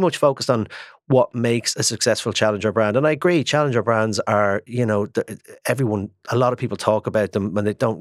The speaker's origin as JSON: {"language": "English", "country": "Ireland", "said": "I'm an Irish man"}